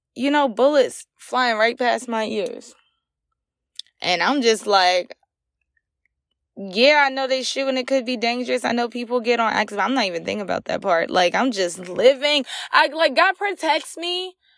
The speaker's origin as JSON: {"language": "English", "town": "Ahoskie", "region": "North Carolina", "country": "United States", "moved": "yes", "lives_now": "Virginia, United States", "said": "I'm originally from Ahaski, North Carolina"}